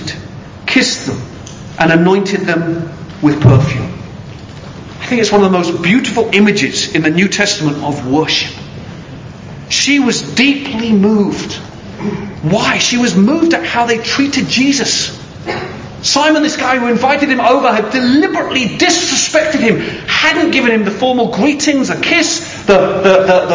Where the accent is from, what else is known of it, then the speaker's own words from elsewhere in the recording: United Kingdom; I am British